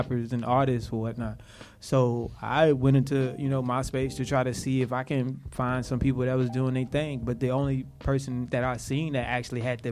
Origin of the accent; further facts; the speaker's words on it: the South, United States; I'm from the South